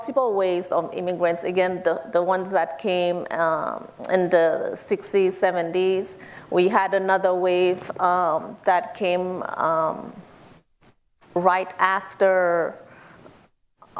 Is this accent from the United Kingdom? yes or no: no; Haiti; now in United States; Mostly all of us were born in Haiti